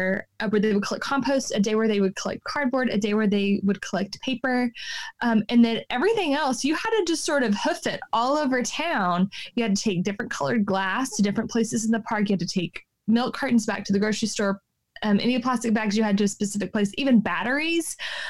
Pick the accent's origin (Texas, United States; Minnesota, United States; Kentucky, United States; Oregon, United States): Texas, United States; Central; I grew up in Central Texas, and which is just about as bootstraps as you can get.